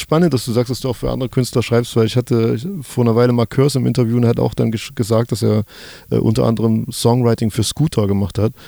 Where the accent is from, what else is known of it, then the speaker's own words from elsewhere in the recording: Germany; gleichzeitig bin ich aber auch im Sozialismus groß geworden in der DDR